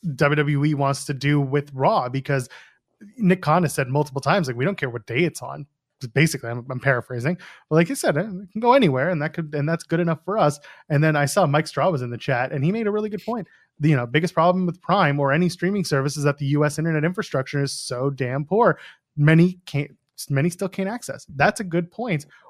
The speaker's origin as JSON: {"language": "English", "country": "Canada", "said": "I'm a Canadian"}